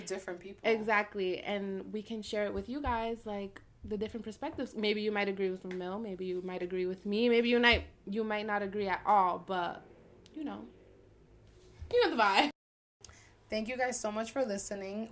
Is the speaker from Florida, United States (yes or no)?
no; Newark, New Jersey, United States; I was born in Newark, the ghetto. But I was raised in a white town